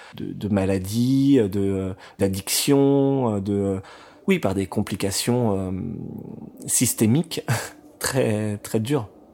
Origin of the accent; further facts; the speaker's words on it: Saint-Ouen, Île-de-France, France; J'ai toujours vécu à Saint-Ouen, grandi, été à l'école, avec mes amis